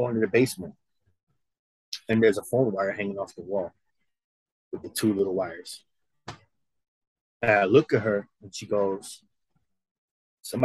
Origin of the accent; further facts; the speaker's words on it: New York, United States; moved away as an adult; now in Missouri, United States; I was from New York